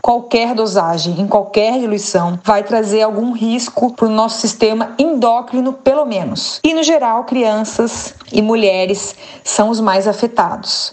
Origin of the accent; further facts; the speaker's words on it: Santa Catarina, Brazil; a minha terra aqui, Santa Catarina